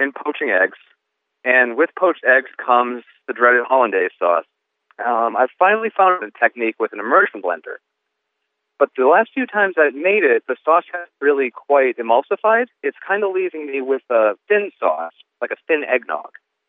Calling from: Medfield, Massachusetts, United States; I'm calling from Medfield, Massachusetts.

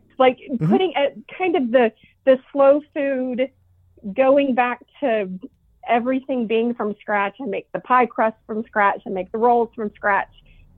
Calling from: Kennesaw, Georgia, United States; Kennesaw, Georgia, just outside of Atlanta.

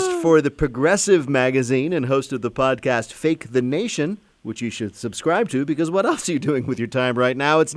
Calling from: Rochester, Minnesota, United States; Hi, this is … I'm calling from Rochester, Minnesota.

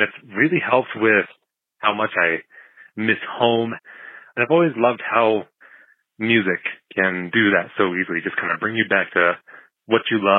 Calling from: Pueblo, Colorado, United States; I'm calling from Pueblo, Colorado

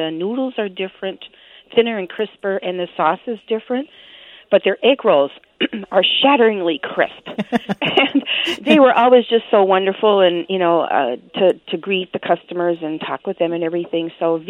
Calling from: Minneapolis, Minnesota, United States; Hi, I'm calling from Northeast Minneapolis, the United Nations of food up here. But even though I have Northern European heritage

